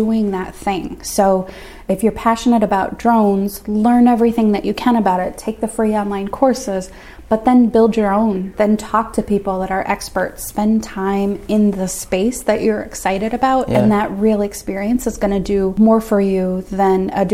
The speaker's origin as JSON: {"language": "English", "region": "Minnesota", "country": "United States", "also_born_or_lived": "Washington, D.C.", "said": "I'm from Minnesota"}